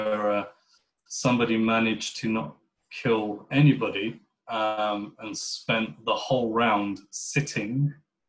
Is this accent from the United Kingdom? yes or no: yes; United Kingdom; I would describe myself as a British Pakistani Muslim.